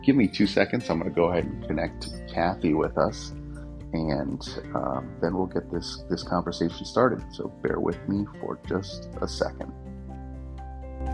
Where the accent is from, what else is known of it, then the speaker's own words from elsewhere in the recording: Northeast, United States; I grew up in the Northeast